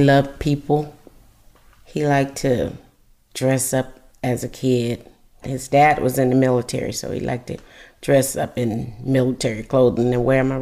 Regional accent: Adel, Georgia, United States; moved away as an adult; also born or lived in California; I was born and raised in Adel, and my family lives in Adel

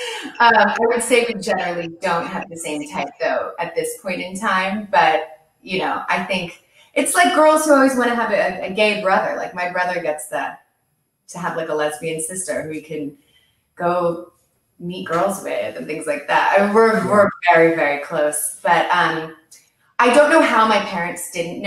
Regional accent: Westport, Connecticut, United States; I grew up in Westport, Connecticut

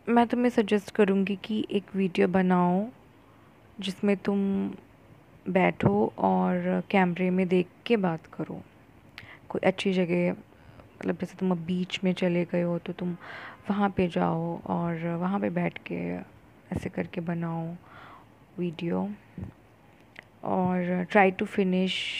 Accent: India; accent: Indian; अगर इंग्लिश में बात करती हूँ तो मेरा एक्सेंट जो है वो इंडियन ही रहता है

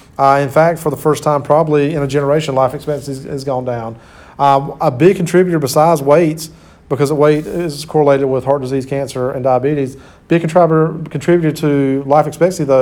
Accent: Sampson County, North Carolina, United States; I grew up in Sampson County, which is about 30 minutes away or 30 miles.

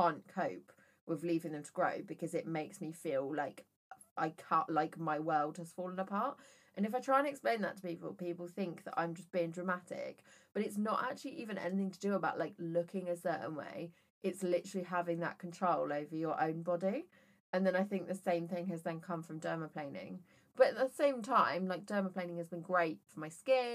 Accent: Worcester, West Midlands, United Kingdom; I was brought up in Worcester. Everybody says their E's as A's.

